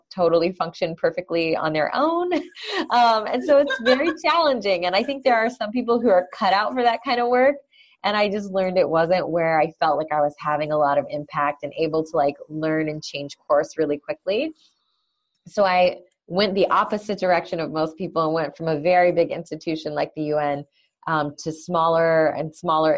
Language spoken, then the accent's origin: English; Oklahoma, United States; growing up in Oklahoma, which is sort of small town Midwest